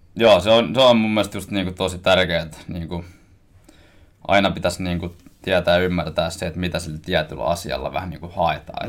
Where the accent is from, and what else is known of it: Koski, Finland; born or raised there; now in Helsinki, Finland